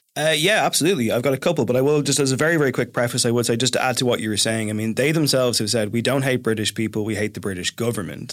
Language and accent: English; Ireland; I am from the Republic